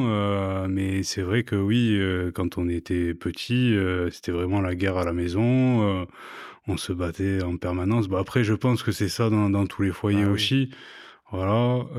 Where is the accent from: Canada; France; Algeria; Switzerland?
France; Montpellier, Occitania; Ouais, t'as grandi où À Montpellier. Montpellier même À Montpellier même.